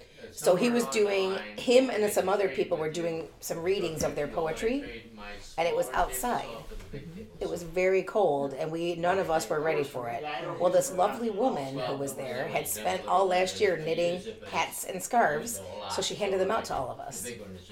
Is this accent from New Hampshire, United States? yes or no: no; Trenton, Michigan, United States; I grew up in Trenton